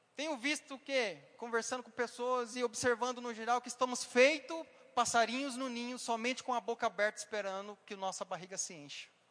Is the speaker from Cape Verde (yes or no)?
no; Paraná, Brazil; moved away; Como diz na minha região, eu vim lá do Paraná e fala balela